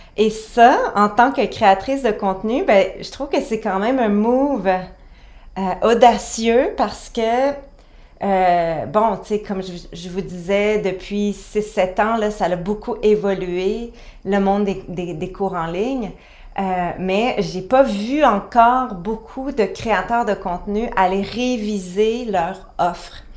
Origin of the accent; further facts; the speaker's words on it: Quebec, Canada; chez nous au Québec